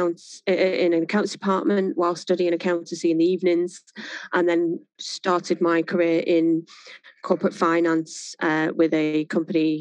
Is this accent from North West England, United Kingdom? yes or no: yes; Manchester, North West England, United Kingdom; also born or lived in Worsley; I was born in a place called Mars Platin, which is just on the outskirts of Manchester. Family then moved further north Manchester to a place called New Moston.